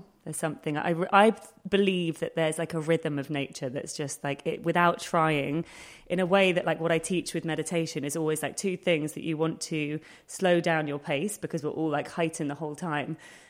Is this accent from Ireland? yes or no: no; London, United Kingdom; I grew up in Hackney